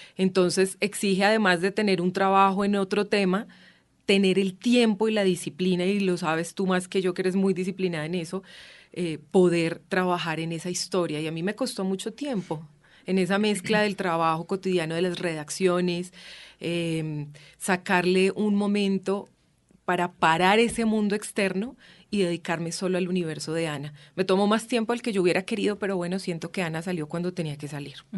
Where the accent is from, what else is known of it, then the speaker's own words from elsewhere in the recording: Boyacá, Colombia; yo soy además boyacense, muy lejos del mar